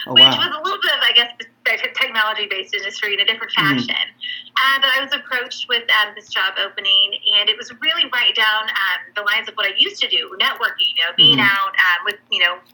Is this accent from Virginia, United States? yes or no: no; Southern Illinois, United States; now in Newburgh, Indiana, United States; I grew up in Southern Illinois